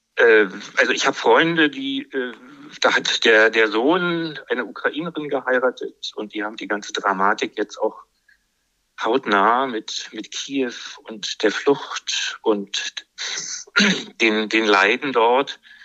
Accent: Berlin, Germany; now in Brandenburg, Germany; ich bin äh, Berliner

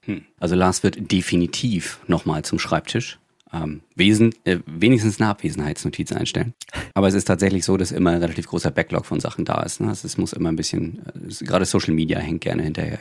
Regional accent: Rostock, Mecklenburg-Vorpommern, Germany; ich komme ja auch aus MV, ich komme aus Rostock. Und ich habe damals einen Klassenkameraden gehabt

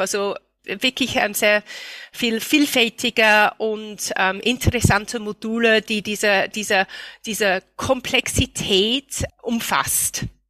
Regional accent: United Kingdom; German is a second language; moved away as an adult; now in Austria; ich komme aus Großbritannien

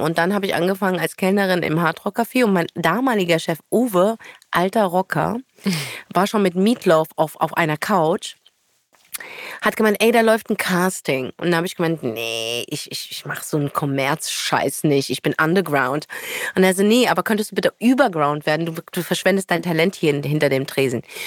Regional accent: Frankfurt, Hesse, Germany; moved away as an adult; now in Berlin, Germany; Ich bin ja Nordweststädterin

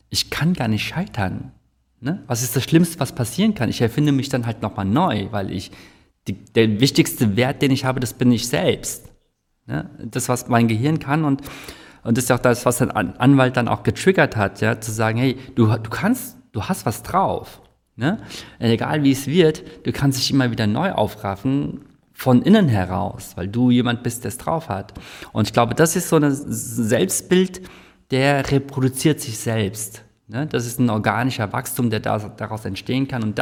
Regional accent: South Korea; ich bin ja auch Koreaner und ich sehe halt, wie in Korea das gemanagt wird.

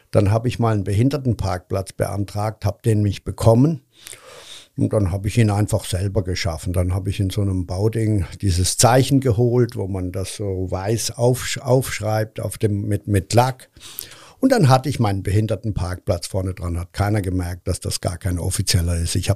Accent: Cologne, North Rhine-Westphalia, Germany; Übrigens, vielen Dank, dass ich als Kölner hier auftreten darf. Und ich fühle mich auch immer noch als Kölner.

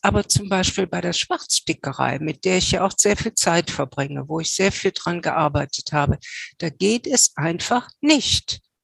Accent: Cologne, North Rhine-Westphalia, Germany; ich als Kölsche

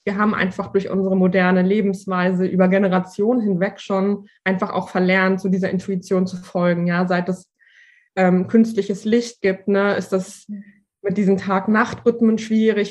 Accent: Berlin, Germany; ich komme aus Berlin

